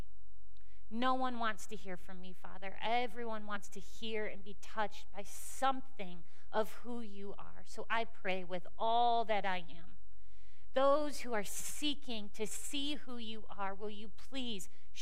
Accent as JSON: {"language": "English", "town": "Cleveland", "region": "Ohio", "country": "United States", "said": "we are from Cleveland"}